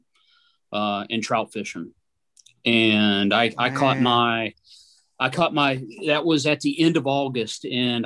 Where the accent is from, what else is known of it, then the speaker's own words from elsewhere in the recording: West Virginia, United States; I grew up in West Virginia, grew up, you know, on the trout streams.